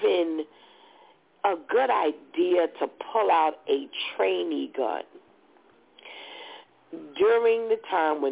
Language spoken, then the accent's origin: English; United States; as an American